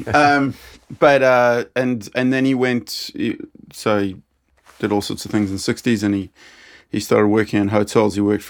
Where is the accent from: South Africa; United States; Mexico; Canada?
South Africa; Yeah. I grew up in South Africa.